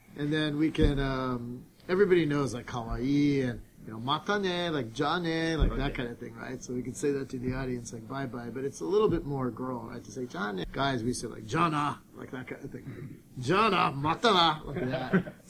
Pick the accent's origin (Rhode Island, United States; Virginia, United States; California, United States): California, United States; Los Angeles; I'm from Los Angeles